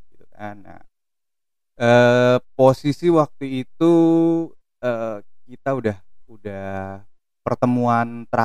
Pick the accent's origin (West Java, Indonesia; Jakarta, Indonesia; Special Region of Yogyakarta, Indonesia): West Java, Indonesia; Depok; Gue orang Depok, sekarang gue orang iya.